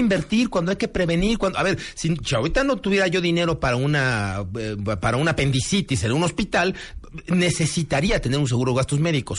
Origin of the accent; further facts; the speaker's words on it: Mexico; como mexicanos